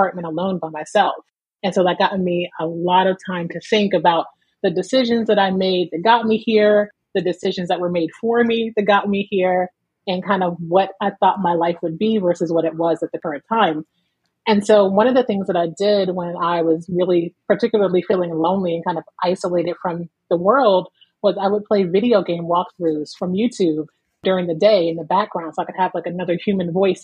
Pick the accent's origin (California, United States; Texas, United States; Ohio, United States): Ohio, United States; Alliance; moved away as an adult; also born or lived in Canton, Ohio; now in Philadelphia, United States; I was born in Canton, Ohio, and raised in Alliance, Ohio